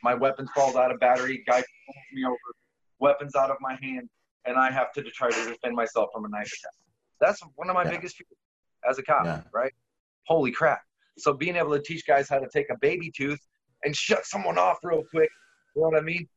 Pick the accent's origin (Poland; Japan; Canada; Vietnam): Poland; now in United States; i'm polish